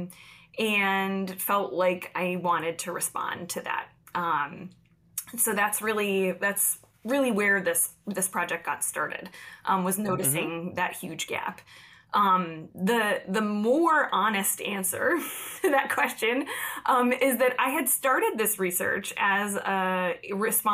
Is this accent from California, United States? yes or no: no; upstate New York, United States; I grew up in upstate New York, and I do not mean right outside New York City when I say